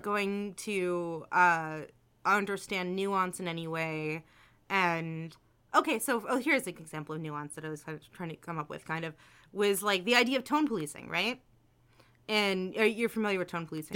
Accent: New Jersey, United States; I'm from New Jersey

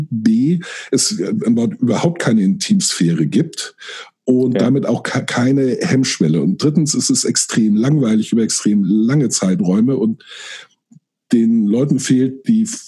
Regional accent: Friedberg, Germany; moved away as an adult; now in Hamburg, Germany; Ich bin dann ähm, für eine Lehre nach Hamburg gezogen. Äh, in meinen Augen zurückgezogen, obwohl ich da nie, bis dahin nie gelebt hatte, weil ich mich immer als Norddeutscher und al

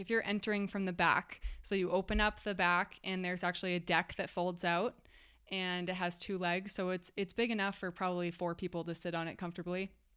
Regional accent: Massachusetts, United States; moved away as an adult; I'm from Massachusetts

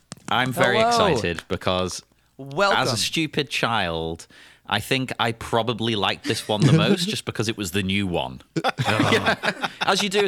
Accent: Cyprus; I grew up in Cyprus, right? So it was a weird blend of cultures.

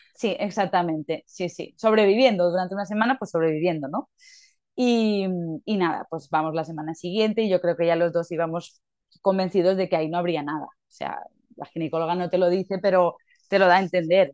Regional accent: Mallorca, Balearic Islands, Spain; soy de Mallorca, mi pareja Alberto también

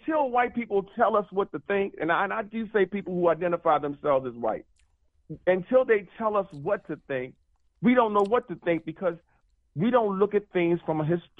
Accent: Baltimore, Maryland, United States; I'm from Baltimore, like you say.

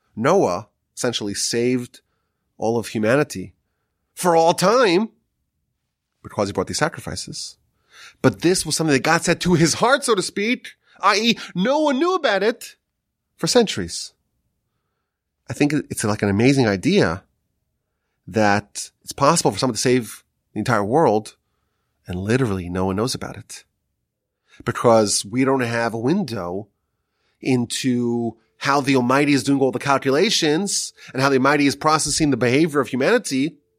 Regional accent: Northeast, United States; moved away; growing up in the Northeast

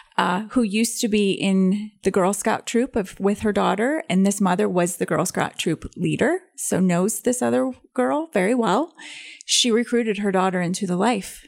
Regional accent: Belvidere, Illinois, United States; my hometown of Belvedere, Illinois

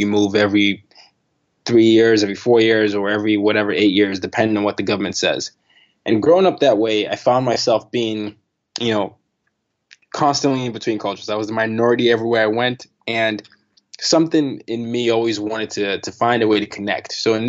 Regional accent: Nigeria; also born or lived in Sweden / Burkina Faso / Vietnam; Nigeria, I was born in Nigeria. I did middle school and high school there. I did elementary and high school there. I did my middle school in Burkina Faso.

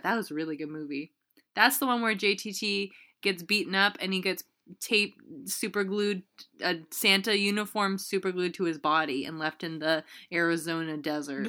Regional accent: Canada

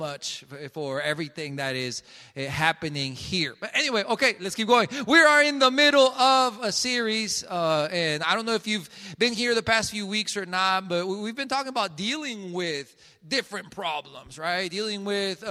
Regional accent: Colombia; now in Jackson, United States; I am from Colombia

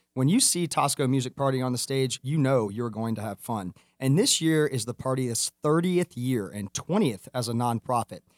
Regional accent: Atlanta, Georgia, United States; I'm from Atlanta

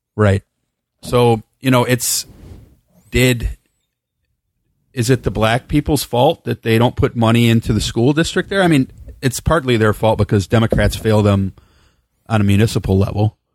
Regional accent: South Holland, Illinois, United States; now in Bakersfield, United States; I was born in South Holland in nineteen seventy-four

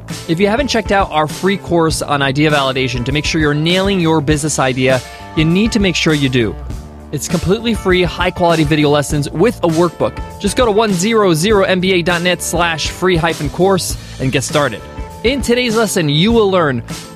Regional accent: United States; My parents immigrated from Egypt to America, and I was born here in the States.

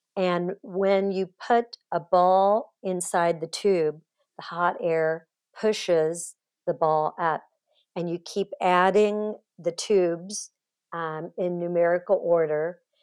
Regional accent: Kansas City, United States; also born or lived in Los Angeles; I grew up in Kansas City, but moved to L

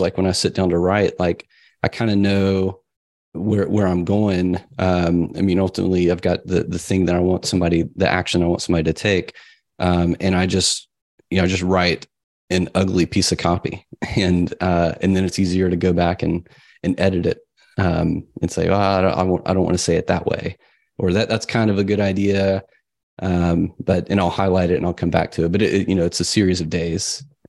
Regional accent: the South, United States; I grew up in the South. It was kind of a strict religious upbringing.

